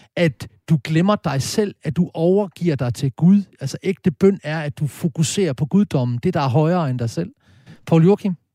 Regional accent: Horsens, Central Denmark Region, Denmark; i Klosterkirken i Horsens, der hvor jeg stammer fra

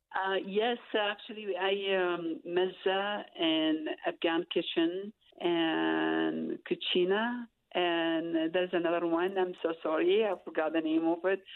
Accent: Iraq; English is a second language; moved away as an adult; now in Utah, United States; I'm from Iraq

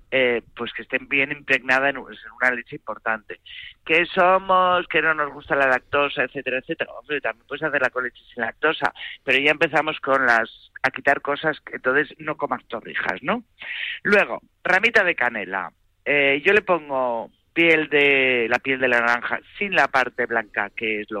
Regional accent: Bilbao, Basque Country, Spain; also born or lived in Madrid; porque ya sabes que yo soy de Bilbao, pero vamos, más de Madrid

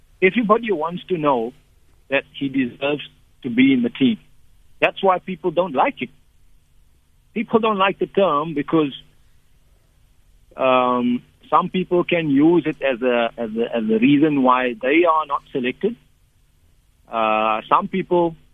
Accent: Port Elizabeth, Eastern Cape, South Africa; as a youngster, 9, 10 years old, I grew up in Port Elizabeth

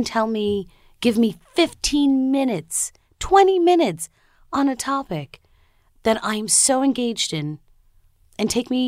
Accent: Long Island, New York, United States; also born or lived in Brooklyn, New York; I was born in New York, in Brooklyn, New York, and raised on Long Island, and I'm American, but I'm also the child of immigrants. My mom is from Haiti. My dad is from Trinidad.

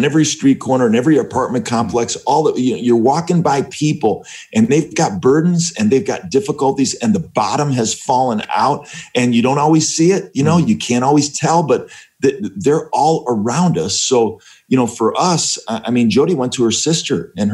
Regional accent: Northeastern Ohio, United States; moved away as an adult; also born or lived in Cleveland / Chicago; We grew up in Northeastern Ohio

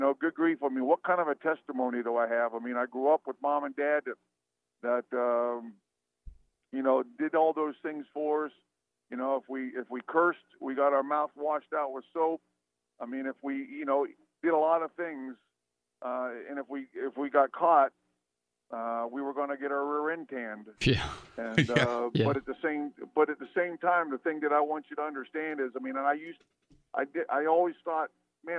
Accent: Mount Holly Springs, Pennsylvania, United States; I grew up in a little town called Mount Holly Springs, Pennsylvania

